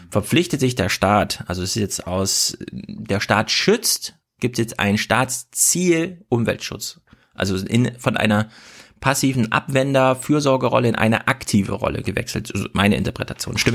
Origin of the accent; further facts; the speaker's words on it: Thuringia, Germany; ich bin aus dem Herzen Thüringen, äh, Deutschlands